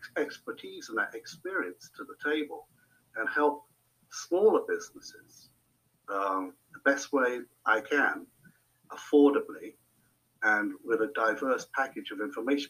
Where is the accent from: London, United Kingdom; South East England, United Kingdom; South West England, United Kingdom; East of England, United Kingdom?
South East England, United Kingdom; Hampshire; moved away as an adult; also born or lived in Netherlands; now in New Hampshire, United States; I'm originally from Old Hampshire, England, UK.